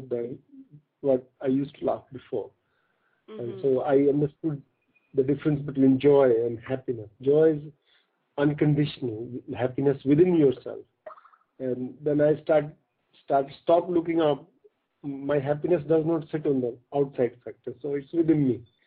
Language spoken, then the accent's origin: English; North India, India; I was born in a small village in North India, in a farmer family